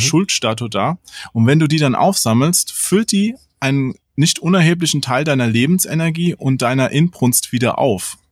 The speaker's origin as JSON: {"language": "German", "country": "Germany", "said": "Als Deutscher neigt man ja immer zu harten Betonungen"}